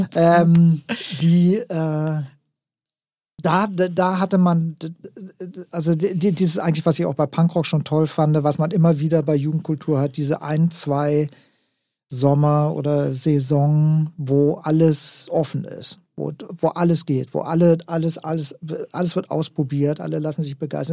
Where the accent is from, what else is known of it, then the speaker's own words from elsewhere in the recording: West Germany, Germany; als, als Westdeutscher